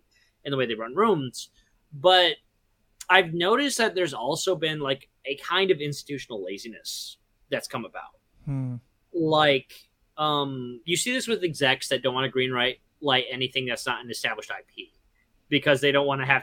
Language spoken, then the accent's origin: English; near Grand Ledge, Michigan, United States; I grew up near Grand Lynch, Michigan